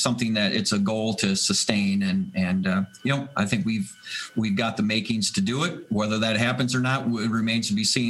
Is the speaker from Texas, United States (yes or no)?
no; Green Bay, Wisconsin, United States; now in Buffalo, United States; I grew up in Green, Wisconsin